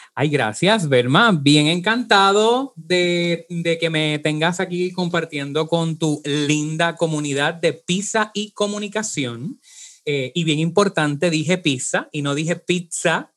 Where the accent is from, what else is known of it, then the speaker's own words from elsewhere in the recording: Puerto Rico; nosotros eh, tenemos unas cualidades, por ejemplo, arrastramos la eje, decimos ajo